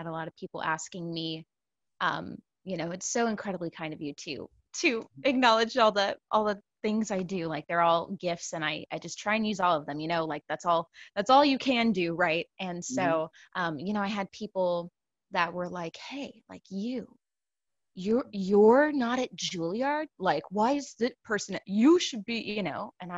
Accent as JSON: {"language": "English", "town": "San Antonio", "region": "Texas", "country": "United States", "also_born_or_lived": "Brooklyn, New York", "moved": "as an adult", "lives_now": "New York, United States", "said": "I hail originally from San Antonio, Texas, and I've been in New York, in Brooklyn, for about 7 years now."}